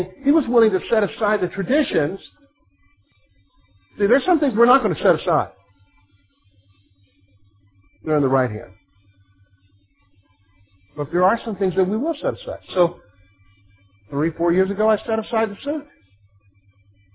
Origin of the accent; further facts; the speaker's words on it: South Carolina, United States; moved away as an adult; also born or lived in Virginia; I'm from the South, all right? I'm from South Carolina, spent 6 years after that in Virginia going through schooling and everything